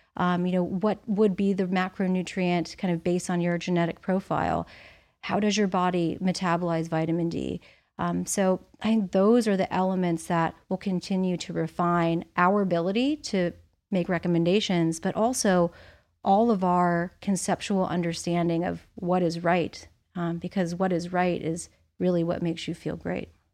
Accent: Indiana, United States; moved away; also born or lived in Arizona / Florida; I grew up in Indiana

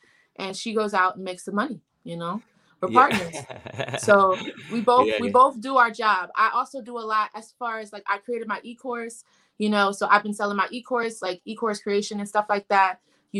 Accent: Columbia, Maryland, United States; now in Baltimore, United States; So I am from Columbia, Maryland, but I'm local to Baltimore now.

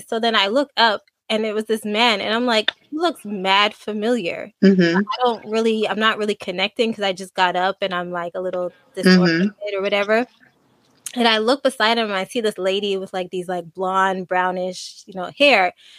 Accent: Montreal, Quebec, Canada; I'm coming from Canada and Montreal.

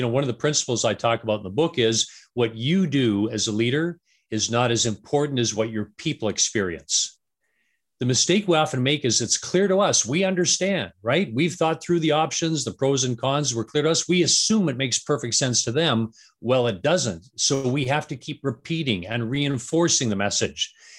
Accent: Vancouver, British Columbia, Canada; also born or lived in Atlanta; now in Denver, United States; I am. Yeah. Born and raised in Vancouver. So. I mean, yes. I've lived in Atlanta and Denver and different places, but yeah, born and raised in Canada.

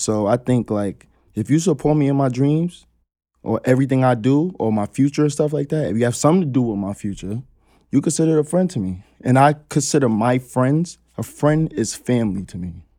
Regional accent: New York City, New York, United States; growing up in Queens, on Ravenswood

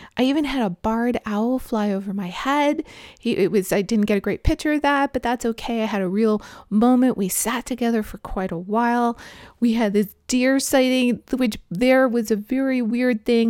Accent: Toronto, Ontario, Canada; moved away as an adult; also born or lived in British Columbia; Growing up in Toronto, like, i, i, it's, you know, pretty flat city.

